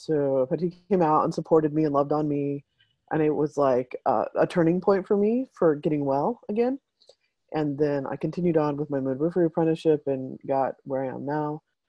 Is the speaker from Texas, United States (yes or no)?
yes; El Paso, Texas, United States; moved away; Patty was going to school in El Paso, which is my hometown